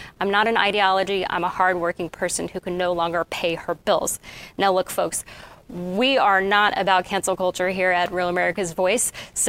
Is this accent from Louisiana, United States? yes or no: no; Kansas City, Missouri, United States; I am from Kansas City. I went there for school in elementary school and part of middle school and high school.